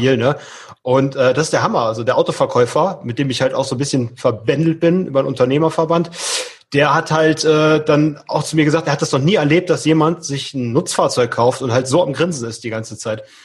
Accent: Leverkusen, North Rhine-Westphalia, Germany; bei uns in Leverkusen

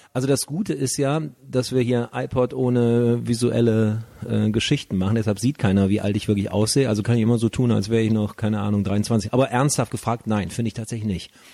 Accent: Leverkusen, North Rhine-Westphalia, Germany; now in Cologne, Germany; ich bin ja in der Sportstadt Bayer Leverkusen mhm. aufgewachsen

